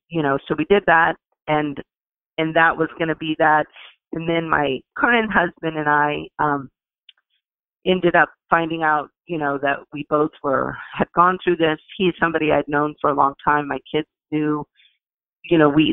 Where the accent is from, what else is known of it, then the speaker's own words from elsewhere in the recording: New Orleans, Louisiana, United States; moved away as an adult; now in Seattle, United States; I grew up and lived in New Orleans and worked there